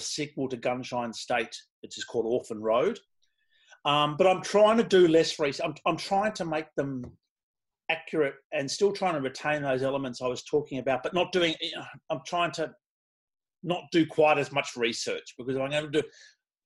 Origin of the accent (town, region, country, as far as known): Australia